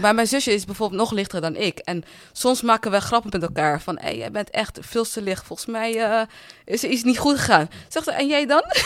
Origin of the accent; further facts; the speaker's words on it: Netherlands; also born or lived in Cape Verde (ancestry); je komt uit Nederland